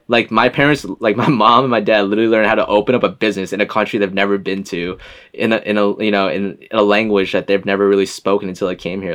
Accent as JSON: {"language": "English", "town": "West Hartford", "region": "Connecticut", "country": "United States", "tie": "born or raised there", "also_born_or_lived": "Boston, Massachusetts", "said": "I'm from Connecticut, from a small town called West Hartford"}